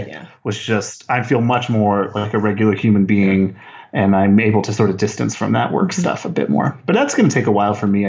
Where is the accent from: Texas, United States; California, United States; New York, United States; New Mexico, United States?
New Mexico, United States; Las Cruces; Las Cruces, New Mexico, about three hours south of Albuquerque on the border